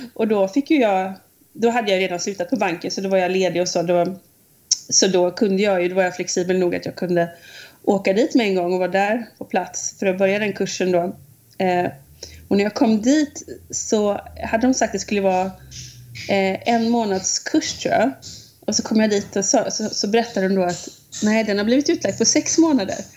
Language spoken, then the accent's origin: Swedish; Munkedal, Västra Götaland, Sweden; moved away as an adult; now in United States; från Munkedal från början